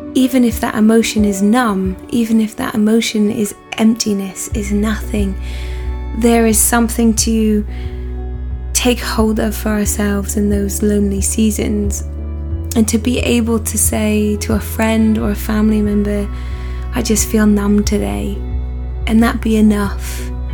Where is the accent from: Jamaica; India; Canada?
Canada; Burlington, Ontario; moved away as an adult; I'm Canadian by blood and birth, and I have um, grown up my first 18 years of life um, in Burlington, Ontario, a lovely suburb of Toronto